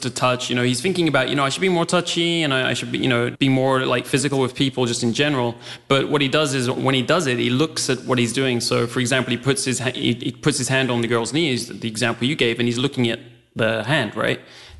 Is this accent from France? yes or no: yes; France; also born or lived in Spain; So, you know, I grew up in France and Spain and places like that.